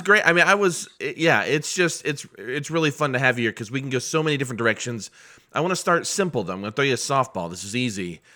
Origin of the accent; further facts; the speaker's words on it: Muncie, Indiana, United States; moved away; I'm from Muncie, Indiana, originally